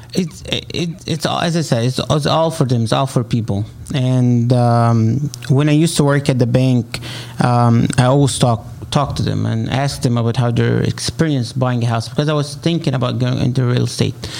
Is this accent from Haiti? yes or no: no; Egypt; accent: Arabic; English is a second language; moved away as an adult; now in United States; I'm originally from Egypt